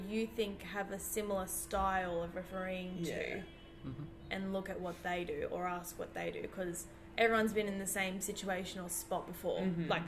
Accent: Noosa, Queensland, Australia; also born or lived in Melbourne; I moved from Melbourne when I was 10, so... When I moved, my parents put me in to Noosa basketball

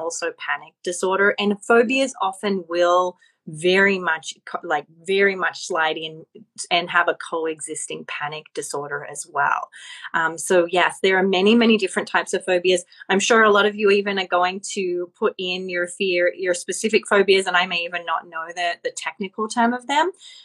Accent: Australia; moved away as an adult; now in Los Angeles, United States; As I am Australian, I moved to LA.

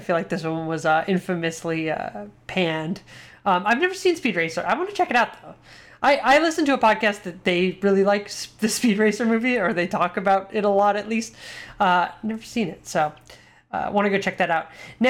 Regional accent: Mission Viejo, California, United States; I remember growing up in Mission Viejo, California, in Irvine, which was right next to Mission Viejo at the Irvine Spectrum.

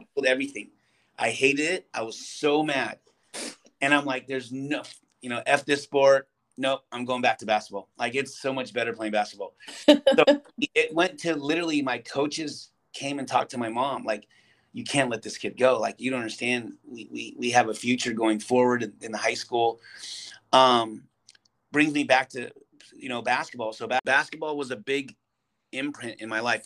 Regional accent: California, United States; also born or lived in Santa Cruz Valley; I was the first to be born here in the United States

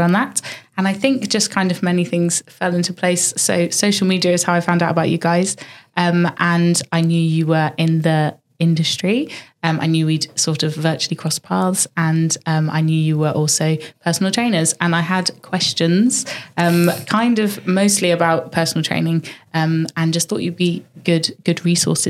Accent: Dorset, South West England, United Kingdom; also born or lived in near Bristol; I grew up in Sleepy Dorset in a little tiny village.

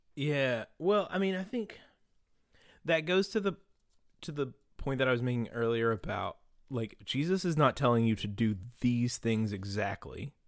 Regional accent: Beckley, West Virginia, United States; we grew up in Beckley, West Virginia

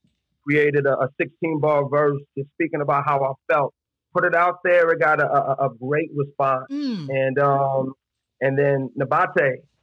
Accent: New York City, New York, United States; Born and raised in New York City.

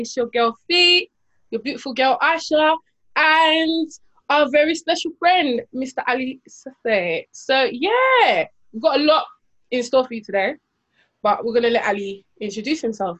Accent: Barking, London, United Kingdom; I'm from Barking.

